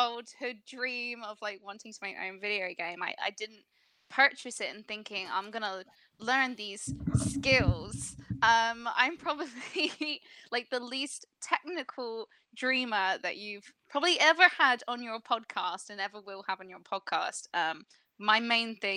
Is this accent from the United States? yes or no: no; England, United Kingdom; I'm from the UK. I'm English